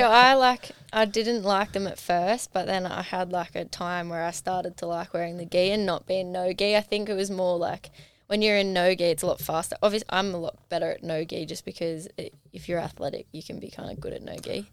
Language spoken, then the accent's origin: English; Hawkesbury, Blue Mountains, New South Wales, Australia; now in Newcastle, Australia; I hail from the Blue Mountains, the Hawkesbury